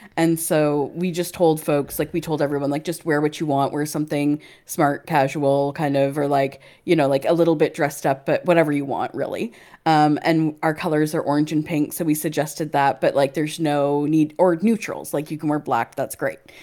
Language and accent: English; Canada; now in United Kingdom; not only am I another Canadian, I'm another Canadian transplant to the U K.